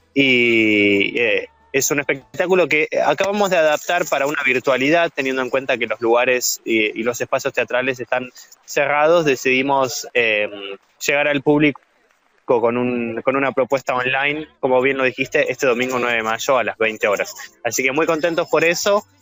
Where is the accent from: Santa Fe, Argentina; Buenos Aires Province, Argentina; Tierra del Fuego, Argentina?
Buenos Aires Province, Argentina; Coronel Pringles; moved away as an adult; also born or lived in France / Switzerland; cuando tenía 15 años allá en, en, en mi pueblo, en Coronel Pringles